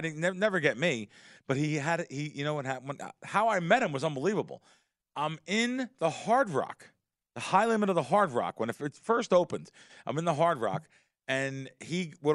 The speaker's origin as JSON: {"language": "English", "region": "New Jersey", "country": "United States", "tie": "born or raised there", "also_born_or_lived": "Queens, New York", "said": "I grew up in Pujols in North Jersey and New York, in Queens."}